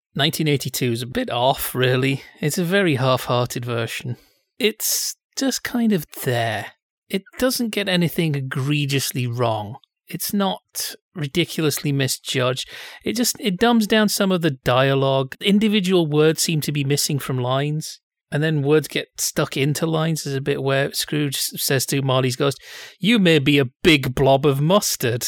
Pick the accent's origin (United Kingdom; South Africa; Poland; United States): United Kingdom; England; Being English